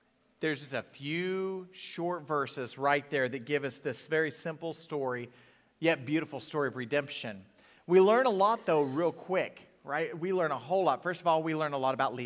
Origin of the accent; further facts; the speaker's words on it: the South, United States; I'm from the South